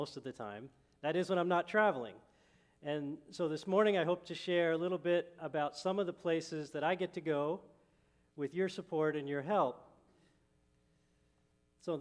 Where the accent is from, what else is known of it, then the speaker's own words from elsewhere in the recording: Lebanon, United States; moved away; I'm from Lebanon, grew up in Lebanon